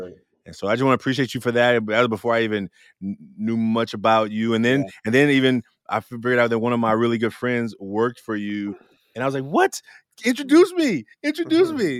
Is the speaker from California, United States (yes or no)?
yes; Oakland, California, United States; I grew up in Oakland, California